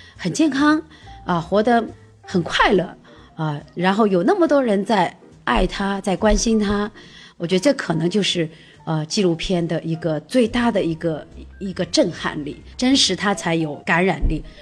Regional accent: China; 我们中国人常常说家丑不可外扬

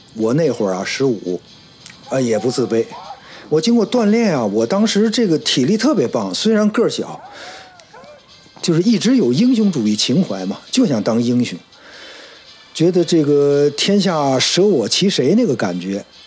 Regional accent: Beijing, China; 夏天 游泳，发一胡游过，时常海游过，冬天滑冰

